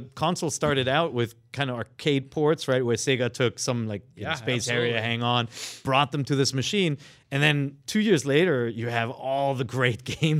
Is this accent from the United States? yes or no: no; Germany; I am from Germany.